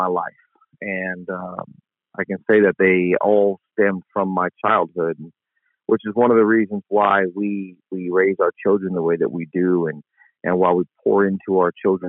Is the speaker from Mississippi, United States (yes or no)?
yes; Jackson, Mississippi, United States; also born or lived in Compton, California; now in New Orleans, United States; We moved to West Jackson